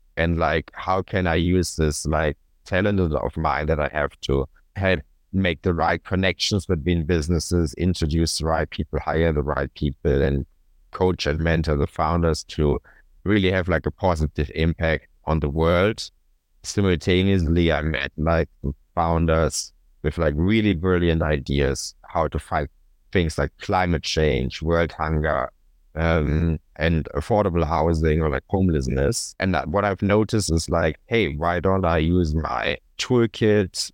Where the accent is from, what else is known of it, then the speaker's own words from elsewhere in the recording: Cologne, North Rhine-Westphalia, Germany; my hometown Cologne